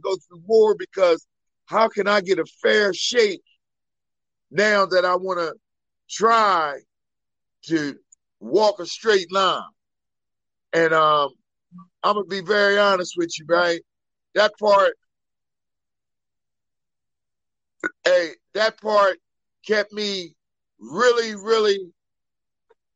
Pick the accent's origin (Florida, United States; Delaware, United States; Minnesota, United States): Delaware, United States; Wilmington; born and raised in Wilmington, Delaware, the first state.